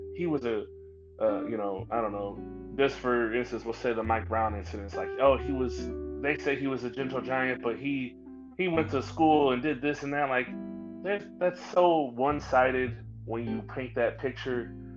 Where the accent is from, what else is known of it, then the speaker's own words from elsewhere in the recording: St. Louis, Missouri, United States; moved away as an adult; now in Dallas, United States; I grew up in North County, St. Louis. Um, I was born in Dallas, but I was raised in St. Louis